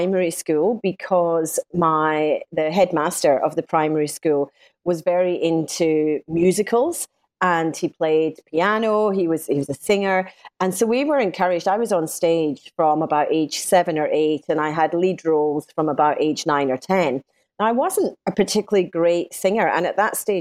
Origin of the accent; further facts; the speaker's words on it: Scotland, United Kingdom; accent: Scottish; moved away as an adult; now in Sydney, Australia; I'm Scottish, as you might gather from my accent, and I qualified as a lawyer in Scotland.